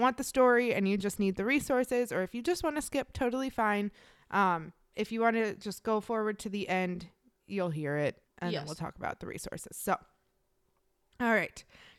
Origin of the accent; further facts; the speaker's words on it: Midwest, United States; I am from the Midwest.